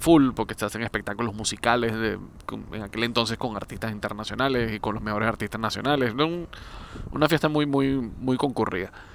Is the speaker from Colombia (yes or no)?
no; Venezuela; en, Venezuela, en mi país